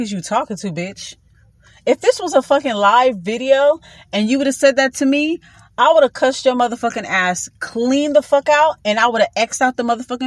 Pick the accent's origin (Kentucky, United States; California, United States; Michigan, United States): California, United States; Los Angeles; So I'm born a Watts.